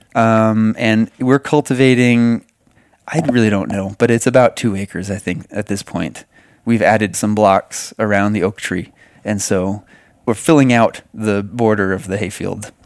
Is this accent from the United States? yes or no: yes; New England, United States; moved away as an adult; also born or lived in Hawaii / Gulf of Mexico; I'm from the East Coast and came west and then came back east